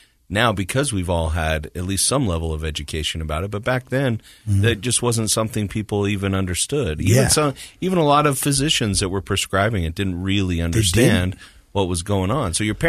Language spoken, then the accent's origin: English; Morgan, United States; Yeah. I'm from Morgan.